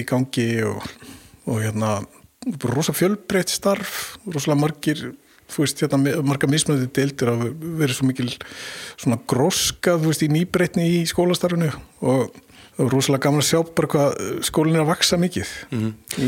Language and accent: Icelandic; Mosfellsbær, Capital Region, Iceland; also born or lived in Vesturbær, Reykjavík; ég holst upp í Moselsbæ og uh, í varmárskóla